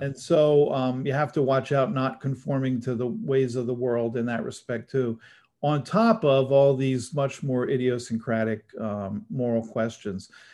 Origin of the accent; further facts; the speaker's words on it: New Jersey, United States; moved away as an adult; also born or lived in Syracuse, New York; now in Los Angeles, United States; I grew up in New Jersey